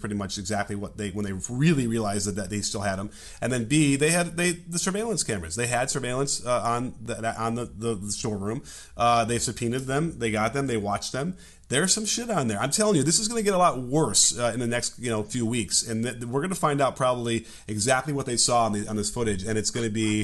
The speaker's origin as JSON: {"language": "English", "town": "Chicago", "region": "Illinois", "country": "United States", "accent": "Chicago", "moved": "yes", "lives_now": "California, United States", "said": "I'm from Chicago and that's how we do things there."}